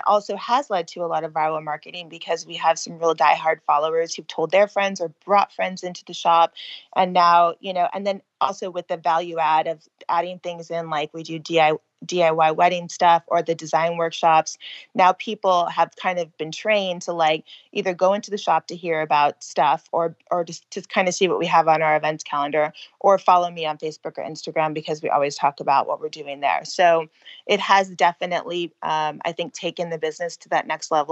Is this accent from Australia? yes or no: no; California, United States; moved away as an adult; I was born and raised in California